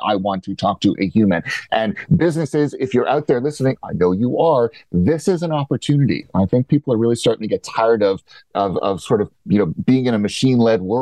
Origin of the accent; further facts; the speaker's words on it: Canada; As a Canadian